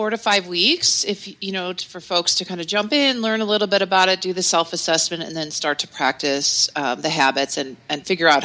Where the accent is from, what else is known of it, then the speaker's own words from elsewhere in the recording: Cleveland, Ohio, United States; we're from Cleveland, Ohio